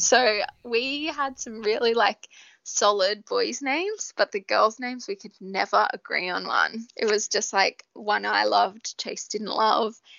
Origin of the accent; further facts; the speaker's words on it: Australia; we're too Aussie